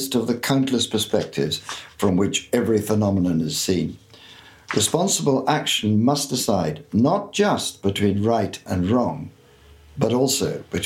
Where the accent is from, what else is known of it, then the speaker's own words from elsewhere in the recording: Belfast, Northern Ireland, United Kingdom; moved away; growing up in Belfast, I can remember thinking this even at the age of 11 or 12